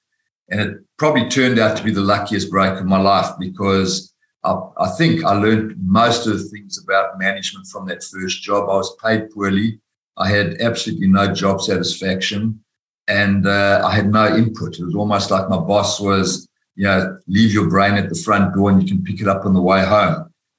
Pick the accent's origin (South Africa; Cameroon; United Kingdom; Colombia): South Africa; moved away as an adult; now in Australia; As you said, I came from South Africa. I'm a chartered accountant by profession. I worked for Price Waterhouse in South Africa.